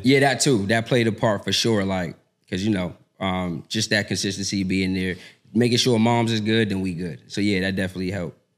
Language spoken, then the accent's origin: English; Boston, Massachusetts, United States; moved away as an adult; now in Atlanta, United States; born and raised in Boston.